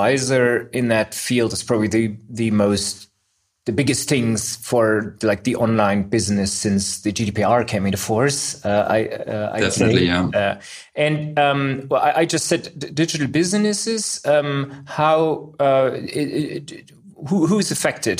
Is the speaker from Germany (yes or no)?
yes; Berlin, Germany; I'm a tech and data lawyer in Berlin